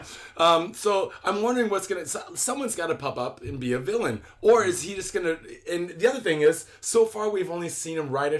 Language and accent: English; Seattle, Washington, United States; now in Japan; I'm from Seattle